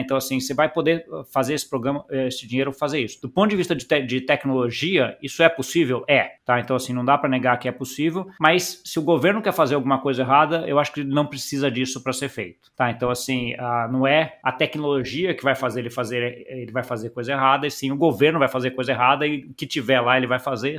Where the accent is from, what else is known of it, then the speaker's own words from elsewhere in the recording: Brazil; a gente como brasileiro